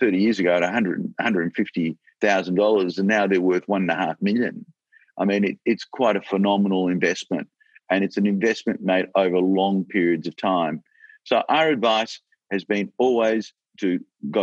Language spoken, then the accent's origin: English; Australia; I'm so proud that I'm an Australian, and I'm so proud to be in this country